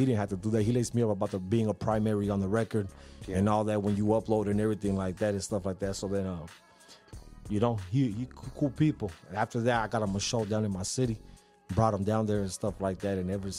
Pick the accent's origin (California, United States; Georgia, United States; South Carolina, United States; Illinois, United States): California, United States; San Diego; I'm from the South Bay. I'm from the San Diego. I'm from...